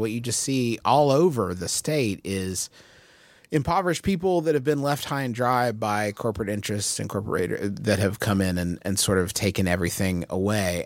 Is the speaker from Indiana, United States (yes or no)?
no; Huntington, West Virginia, United States; Huntington, West Virginia, which is where I was born and raised and live now.